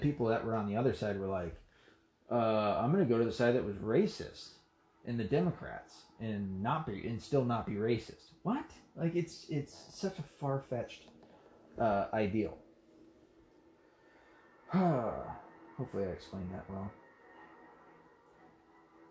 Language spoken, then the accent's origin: English; the South, United States; I'm from the South